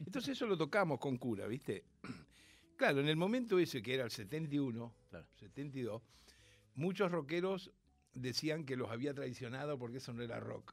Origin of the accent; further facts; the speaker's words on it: Rosario, Santa Fe, Argentina; nací en Rosario, soy nieto de andaluces y piamonteses